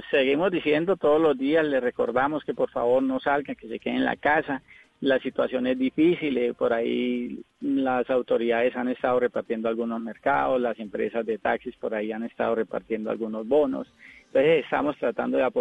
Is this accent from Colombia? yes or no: yes; Girón, Santander, Colombia; also born or lived in Molagavita; no soy caleño. Yo soy de un pueblito llamado Girón, a 15 minutos de Bucaramanga, y gran parte de mi infancia me crié con los valores del campo en Molagavita, Santander.